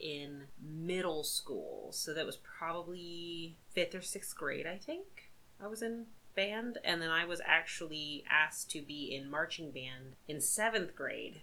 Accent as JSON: {"language": "English", "region": "Midwest", "country": "United States", "said": "as a Midwesterner"}